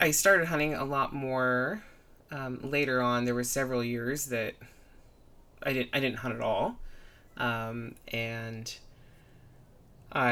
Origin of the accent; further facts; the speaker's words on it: an hour north of Seattle, Western Washington, United States; now in Nevada, United States; I'm originally from Western Washington. I grew up about an hour north of Seattle